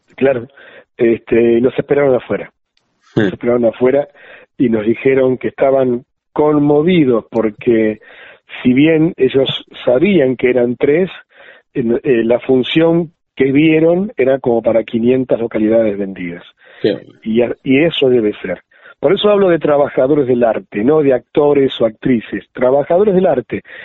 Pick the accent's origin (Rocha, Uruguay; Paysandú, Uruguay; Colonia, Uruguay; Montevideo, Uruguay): Colonia, Uruguay; Juan Lacaze; born or raised there; moved away; also born or lived in Argentina